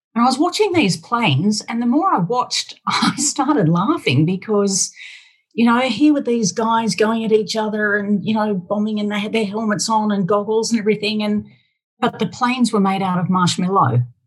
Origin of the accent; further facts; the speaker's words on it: Australia; also born or lived in Sydney; I'm Australian